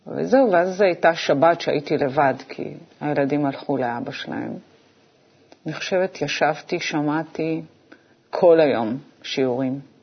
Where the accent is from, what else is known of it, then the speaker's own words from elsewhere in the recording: Israel; אנחנו בעצם היינו הילדים הראשונים במושב שיצאו ללמוד בבית ספר חילוני